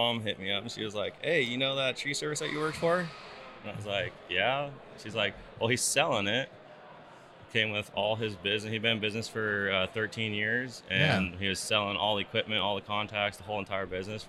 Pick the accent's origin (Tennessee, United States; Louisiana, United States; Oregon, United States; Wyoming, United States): Oregon, United States; Prineville; I grew up in Prineville, kind of just my dad and everyone grew up logging and stuff like that, cutting trees, firewood, It's a logging area in there